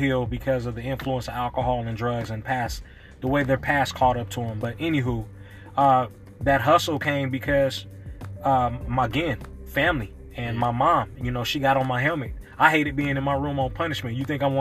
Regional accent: Oakland, California, United States; I grew up in deep East Oakland, 68th and Bancroft

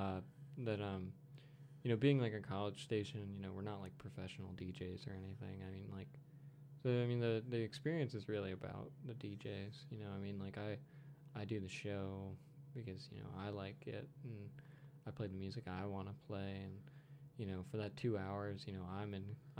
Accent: Connecticut, United States; I'm from Connecticut

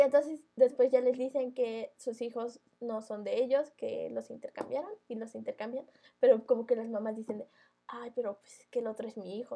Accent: Mexico; los mexicanos hacemos eso.

